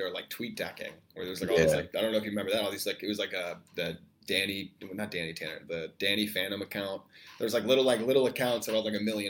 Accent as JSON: {"language": "English", "town": "Chicago", "region": "Illinois", "country": "United States", "tie": "born or raised there", "said": "I just moved to the north side. I've lived on the south side my whole life, you know?"}